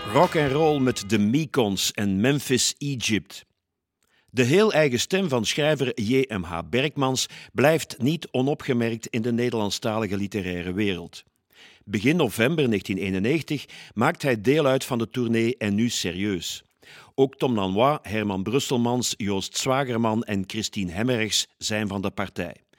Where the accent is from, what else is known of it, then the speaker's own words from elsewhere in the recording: Leopoldsburg, Flanders, Belgium; We komen allebei uit Leopoldsburg